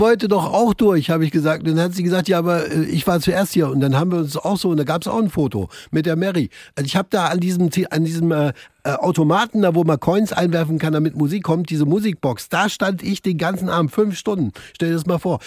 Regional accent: East Germany, Germany; Bei uns im Osten

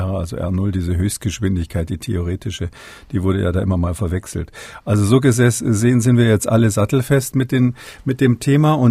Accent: Munich, Bavaria, Germany; born there; da ich ja gebürtiger Münchner bin, ist es natürlich so, dass ähm, ich nicht drumherum

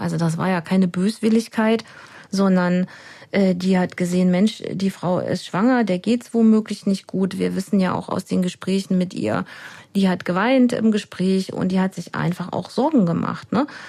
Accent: Germany; moved away; Ich komme ja aus dem Harz ursprünglich

